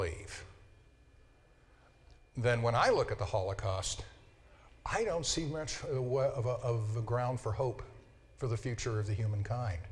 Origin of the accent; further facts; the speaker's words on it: Denver, Colorado, United States; When I was growing up in Denver, I went to a school that was about, you know, a public high school, George Washington High School, about 30% Jewish